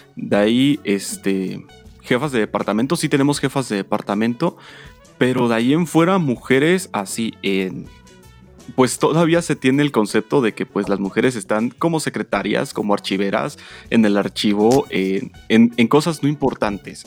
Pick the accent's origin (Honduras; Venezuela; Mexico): Mexico; como mexicanos